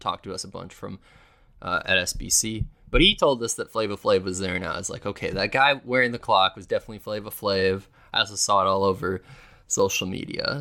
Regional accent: Milwaukee, Wisconsin, United States; I was from Milwaukee

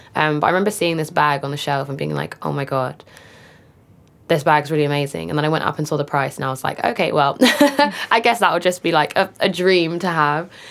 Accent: London, United Kingdom; I grew up in Walthamstow in northeast London

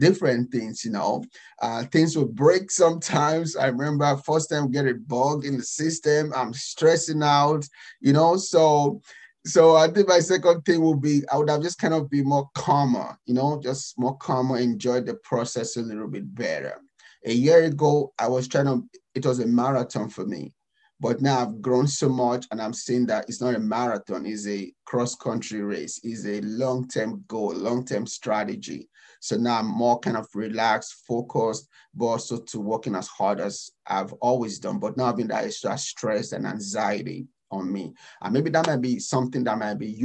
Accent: Nigeria; moved away as an adult; now in United States; I'm African, I'm Nigerian

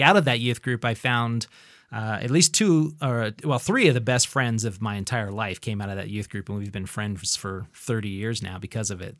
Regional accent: Idaho Falls, Idaho, United States; also born or lived in Bozeman, Montana; I am an Idahoan, and I've lived pretty much my entire life here in the, the grand city of Idaho Falls

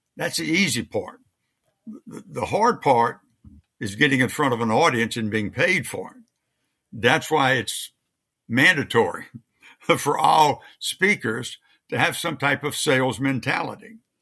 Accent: Louisiana, United States; moved away; I was raised in Louisiana

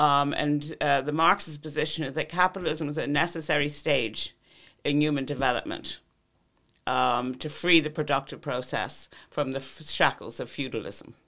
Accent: United States; moved away as an adult; now in Ireland; I grew up in Cold War America

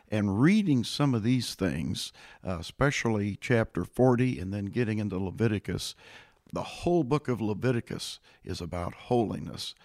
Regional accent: Illinois, United States; now in Boerne, Texas, United States; I came originally from the state of Illinois

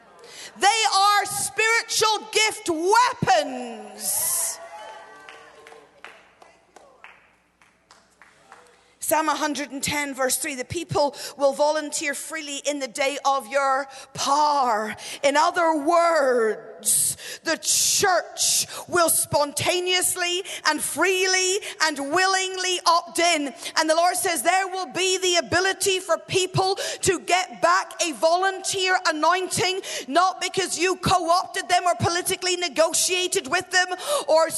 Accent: Northern Ireland, United Kingdom; I grew up in Northern Ireland

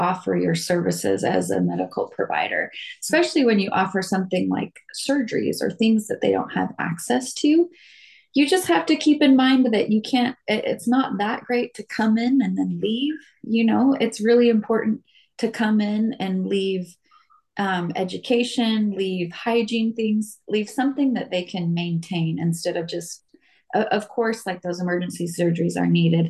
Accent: Las Vegas, Nevada, United States; also born or lived in Utah; I grew up here in Vegas

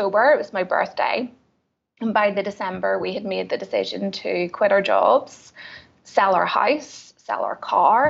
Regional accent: Belfast, Northern Ireland, United Kingdom; I am originally from Belfast in Northern Ireland

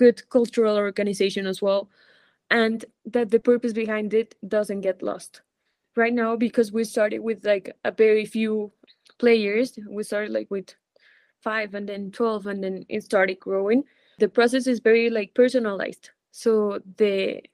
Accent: Colombia; also born or lived in Spain; here in my home country

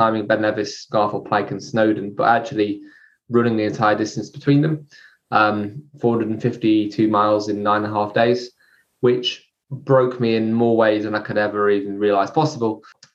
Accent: near Chester, North West England, United Kingdom; I was brought up near Chester

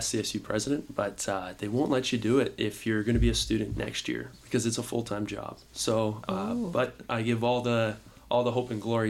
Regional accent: Windsor, Ontario, Canada; moved away; I'm originally from Windsor, Ontario.

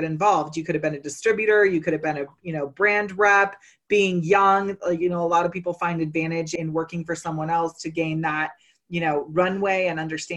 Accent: Bay Area, California, United States; now in Colorado, United States; I'm originally from California, actually Bay Area. So 1996 was a major, major milestone for many of our relatives, because I grew up running barefoot through a lot of those gardens

